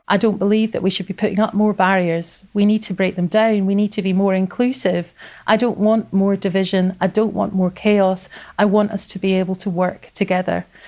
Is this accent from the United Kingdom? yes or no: yes; Scotland, United Kingdom; also born or lived in Linlithgow; I am British as well as Scottish, and I am proud to be British as well as proud to feel Scottish.